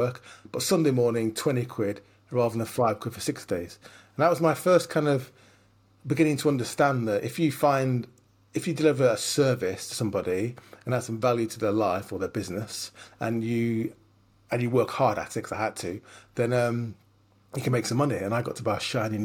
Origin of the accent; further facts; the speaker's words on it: Lancashire, North West England, United Kingdom; I grew up in Lancashire.